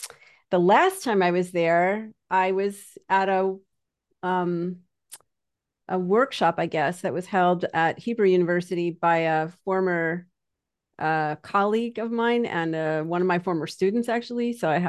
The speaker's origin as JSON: {"language": "English", "country": "Canada", "said": "because I'm Canadian, but anybody who talks to me will think I'm from New York."}